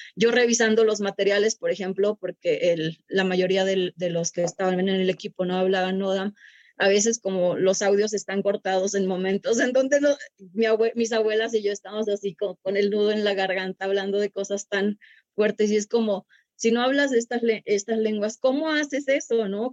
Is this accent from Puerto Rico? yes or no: no; Sierra Sur of Durango, Mexico; la Sierra Sur de Durango, que es de donde yo soy.